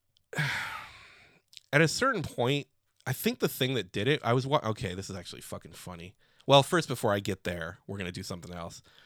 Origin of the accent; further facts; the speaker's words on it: Chicago, Illinois, United States; I'm from Chicago.